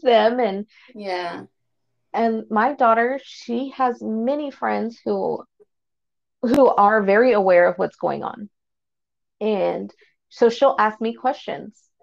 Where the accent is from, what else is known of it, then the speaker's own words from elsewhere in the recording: Fort Worth, Texas, United States; I was born and raised here in Fort Worth